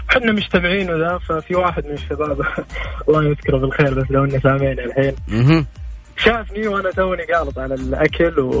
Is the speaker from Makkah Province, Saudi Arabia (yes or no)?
no; Riyadh, Riyadh Province, Saudi Arabia; also born or lived in Egypt; انا من مصري الجنسيه اساسا بس من مواليد الرياض ومواليد السعوديه